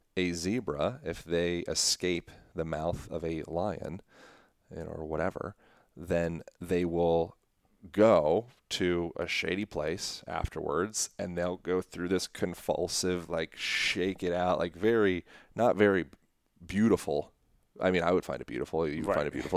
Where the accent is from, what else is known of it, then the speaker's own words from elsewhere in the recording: Lancaster, Pennsylvania, United States; moved away; I was born in Lancaster, Pennsylvania, Amish